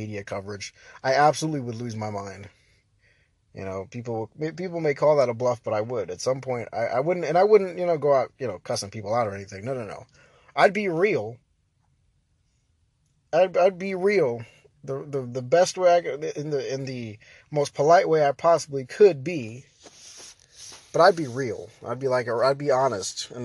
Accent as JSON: {"language": "English", "country": "United States", "said": "we have the ability as the American people to check our politicians"}